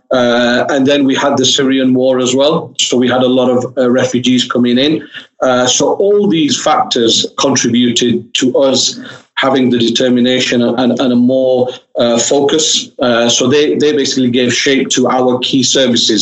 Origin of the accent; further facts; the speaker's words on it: Oldham, North West England, United Kingdom; I'm actually born and bred in Oldham, so it's sort of my local area, and I've lived there all my life